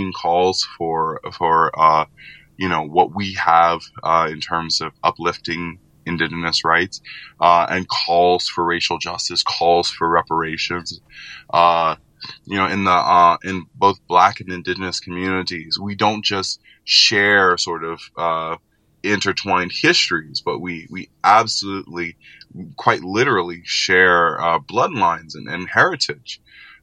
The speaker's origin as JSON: {"language": "English", "town": "New Orleans", "region": "Louisiana", "country": "United States", "tie": "born or raised there", "said": "growing up in New Orleans"}